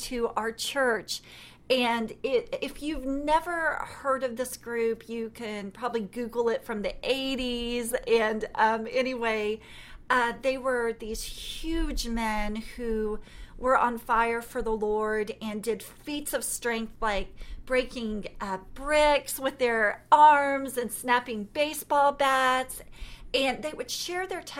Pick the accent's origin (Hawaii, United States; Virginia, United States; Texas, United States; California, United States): Texas, United States; I'm from Texas